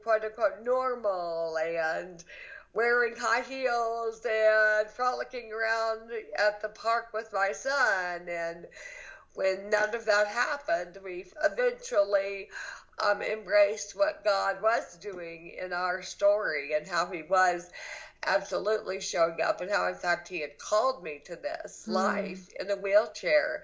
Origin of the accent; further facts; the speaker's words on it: Athens, Georgia, United States; moved away as an adult; also born or lived in Los Angeles, California; now in Alabama, United States; I am from Athens, Georgia, born and raised